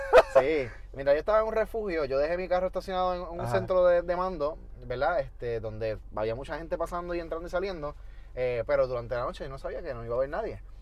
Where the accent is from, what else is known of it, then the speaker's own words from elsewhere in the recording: Toa Baja, Puerto Rico; moved away as an adult; also born or lived in United States; yo soy de Tobaja toda la vida